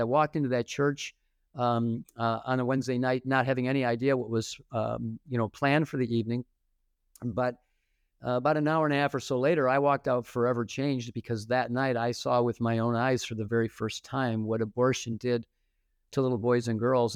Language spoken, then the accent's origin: English; Detroit, Michigan, United States; moved away as an adult; also born or lived in Fort Wayne, Indiana; my hometown in, in Detroit